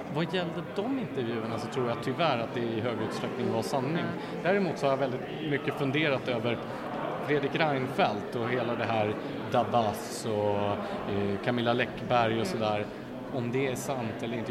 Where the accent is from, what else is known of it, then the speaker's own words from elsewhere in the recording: Gävle, Gävleborg County, Sweden; i Gävle då, där jag, där jag växte upp